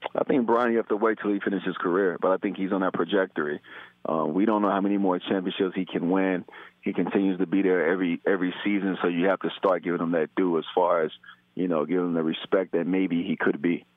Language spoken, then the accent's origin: English; Kansas City, Missouri, United States; Ty and I grew up in Kansas City